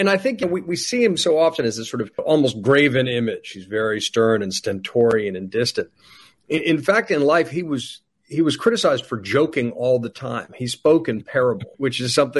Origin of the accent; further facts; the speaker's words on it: Charleston, South Carolina, United States; moved away; I grew up partially in South Carolina in Charleston. And when we moved down there in the late 80s, early 90s